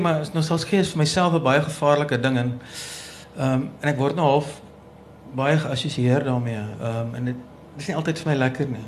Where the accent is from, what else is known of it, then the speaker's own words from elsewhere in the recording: Danielskuil, Northern Cape, South Africa; Ek het op Daniel Skuil groot geword, so 'n plekkie in die Noord-Kaap